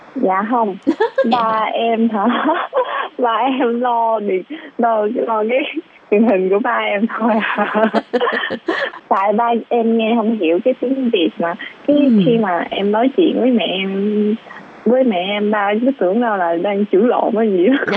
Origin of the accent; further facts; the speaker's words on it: Taiwan; also born or lived in Vietnam; Em đã ở Đài Loan học đã hai mươi mấy năm rồi